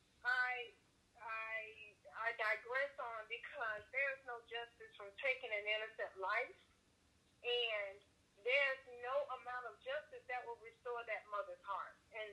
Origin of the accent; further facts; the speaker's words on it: Georgia, United States; I'm from Georgia